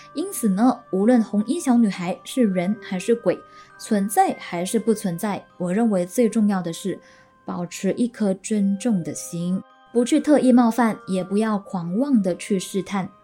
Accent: Malaysia; 我们大马这边呢，好像都统称为妖怪，妖精，又或者是山妖

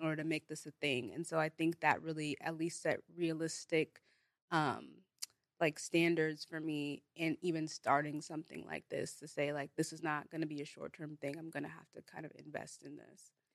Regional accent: Bay Area, California, United States; first language Igbo; I'm from the Bay Area

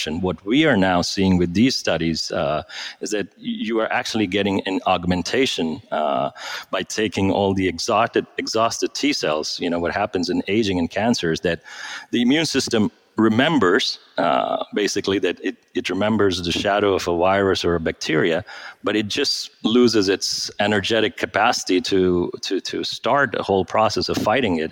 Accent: India; moved away; I grew up in India, trained as a doctor.

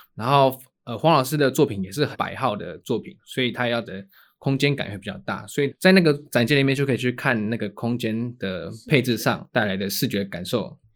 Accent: Taiwan; 那是真的我们的台湾的母语

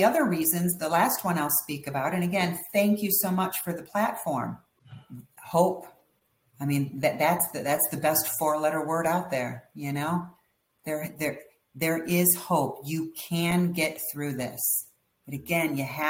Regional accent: Detroit, Michigan, United States; I grew up in Detroit, Michigan

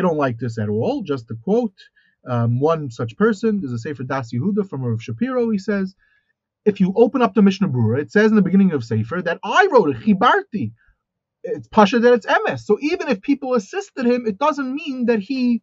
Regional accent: United States; moved away; I look at myself as an American

